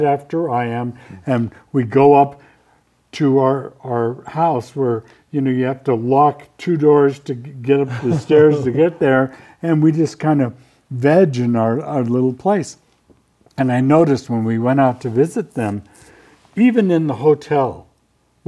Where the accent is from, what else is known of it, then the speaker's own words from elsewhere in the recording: Southern California, United States; as a kid growing up in Southern California